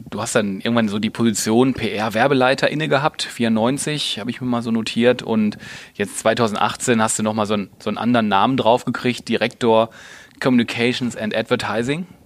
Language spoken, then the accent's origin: German; North Rhine-Westphalia, Germany; du bist ja gebürtig aus Bottrop, also aus dem Ruhrgebiet, ist ja auch meine Heimat, deswegen freut mich das umso mehr